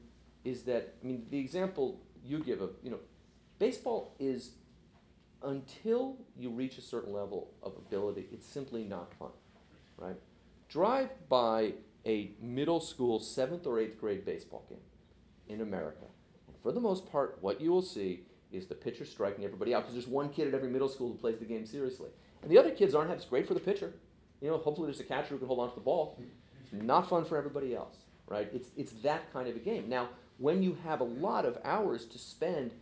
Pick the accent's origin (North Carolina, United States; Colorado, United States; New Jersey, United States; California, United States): California, United States; San Francisco; I grew up in San Francisco